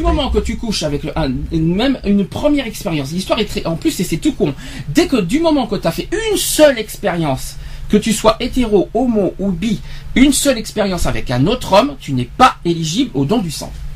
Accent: France; chez nous en France

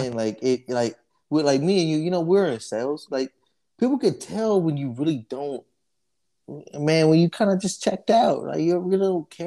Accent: Dallas, Texas, United States; I grew up in Oak Cliff, right off of Lebanon

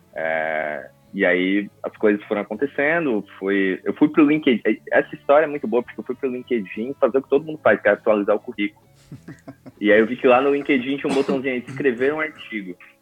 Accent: coast of Santa Catarina, Brazil; sou lá do litoral de Santa Catarina

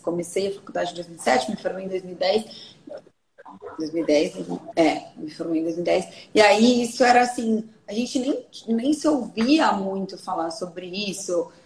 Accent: Bragança Paulista, São Paulo, Brazil; sou de Bragança Paulista, do interior de São Paulo.

